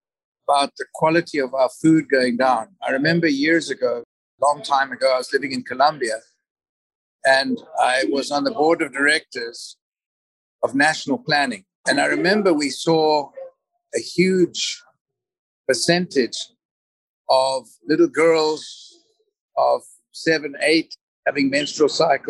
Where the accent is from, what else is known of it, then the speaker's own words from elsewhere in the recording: Zimbabwe; born there; I was born in Zimbabwe, and I've lived in 13 different countries